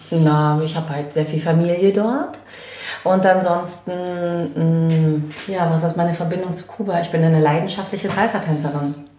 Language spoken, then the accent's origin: German; Chemnitz, Saxony, Germany; moved away; also born or lived in Hamburg; ich bin in Karl-Marx-Stadt geboren